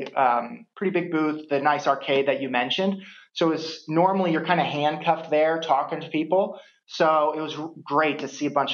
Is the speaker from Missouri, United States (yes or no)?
yes; St. Louis, Missouri, United States; I'm originally from St. Louis